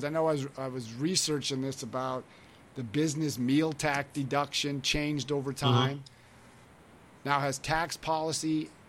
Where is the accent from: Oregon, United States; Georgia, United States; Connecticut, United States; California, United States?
California, United States; No, I understand, because I grew up in the Bay Area of California. So I know what San Francisco's like.